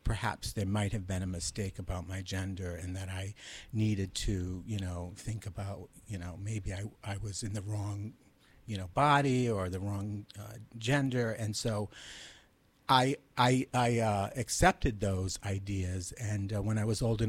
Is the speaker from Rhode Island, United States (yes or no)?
yes; Providence, Rhode Island, United States; also born or lived in Massachusetts; Well, I grew up in Providence, Rhode Island. I actually was born in Massachusetts, and we moved to Providence when I was five